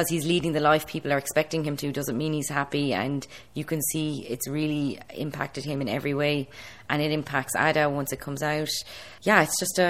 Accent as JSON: {"language": "English", "country": "Ireland", "said": "I'm being from Ireland"}